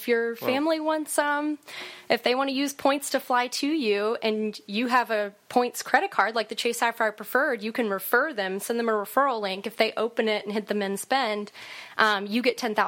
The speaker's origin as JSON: {"language": "English", "region": "Kentucky", "country": "United States", "moved": "yes", "said": "I'm from Kentucky, and my family lives in Kentucky"}